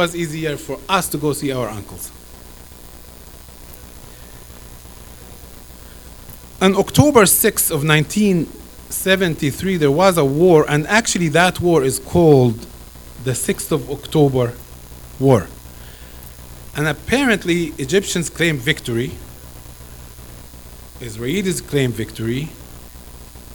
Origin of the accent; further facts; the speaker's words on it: Gaza Strip, Palestine; now in Canada; I know I'm a Palestinian. I was born in the Gaza Strip